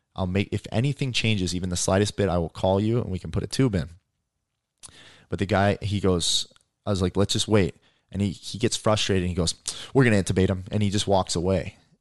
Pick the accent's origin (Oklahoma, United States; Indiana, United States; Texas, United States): Indiana, United States; I grew up in Indiana